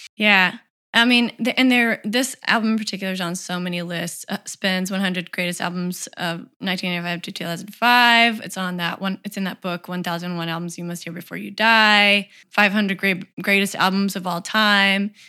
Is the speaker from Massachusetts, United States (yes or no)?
no; Tennessee, United States; I'm from Tennessee